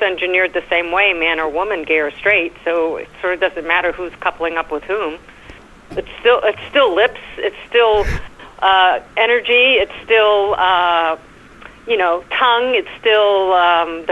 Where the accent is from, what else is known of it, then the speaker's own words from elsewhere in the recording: New York, United States; accent: New York; my New York accent, my American accent